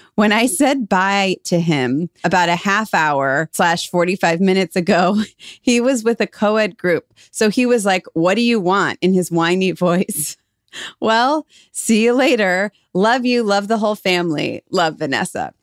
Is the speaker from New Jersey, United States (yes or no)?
no; Cleveland, Ohio, United States; we're from Cleveland, we just assumed everyone is like that about their hometown